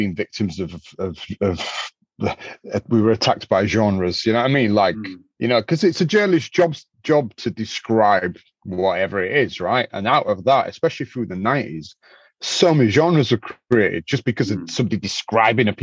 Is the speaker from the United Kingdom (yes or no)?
yes; Leeds, Yorkshire and the Humber, United Kingdom; we come from Leeds is a textile city